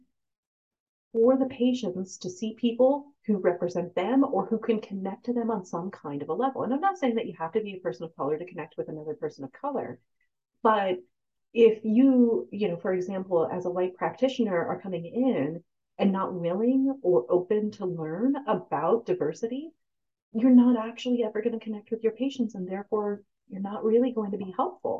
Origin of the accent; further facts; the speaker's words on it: United States; I'm also American because this is a place I was born and raised